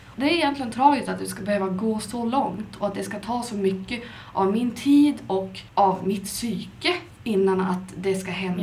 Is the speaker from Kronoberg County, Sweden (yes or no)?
no; Skellefteå, Västerbotten County, Sweden; moved away; Jag är från Skellefteå men jag har varit ute och flängt runt både i utlandet och inom landet